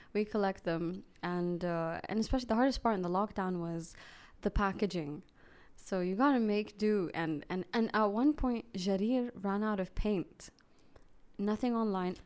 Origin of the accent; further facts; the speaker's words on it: Saudi Arabia; I grew up here in Saudi